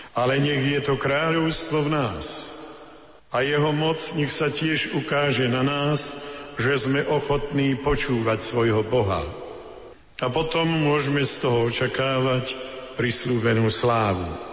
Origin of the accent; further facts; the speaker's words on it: Slovakia; sme kňazi zo Slovenska